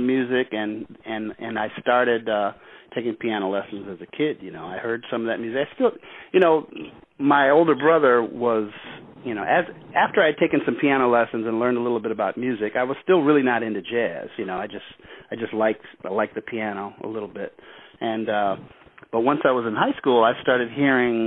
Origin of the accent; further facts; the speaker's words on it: Chicago, Illinois, United States; also born or lived in St. John's, Newfoundland, Canada; when I was 6 months old, my family moved to Chicago.